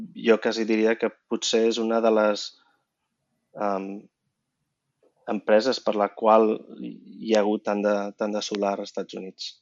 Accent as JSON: {"language": "Catalan", "town": "Vilassar de Dalt", "region": "Catalonia", "country": "Spain", "tie": "born or raised there", "also_born_or_lived": "Barcelona / United States", "moved": "as an adult", "said": "sóc de Barcelona i vaig créixer a Vilassar de Dalt."}